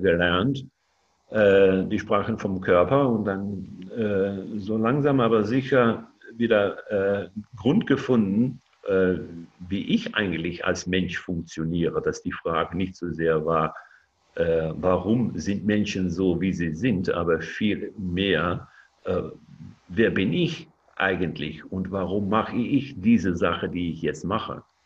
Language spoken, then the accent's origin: German; Netherlands; German is a second language; ich lebe in Holland und äh, ja, ich, ich, bin, ich bin auch Holländer